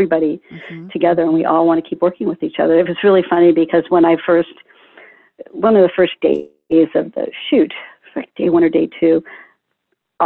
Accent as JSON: {"language": "English", "region": "Florida", "country": "United States", "tie": "born or raised there", "said": "I grew up in Florida"}